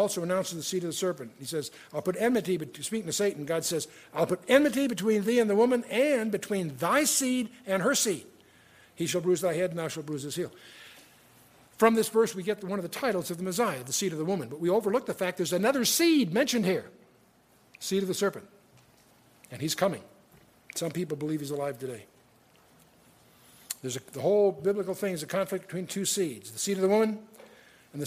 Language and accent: English; United States; now in Coeur d'Alene, United States; I'm an American